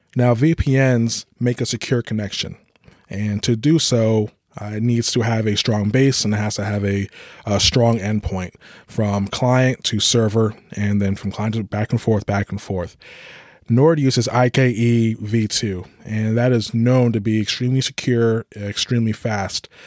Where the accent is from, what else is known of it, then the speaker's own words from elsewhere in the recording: United States; my country, United States